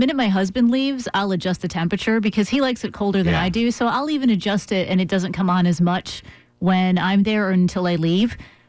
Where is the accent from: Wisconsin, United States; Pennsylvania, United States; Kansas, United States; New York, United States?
Wisconsin, United States; I'm from Wisconsin.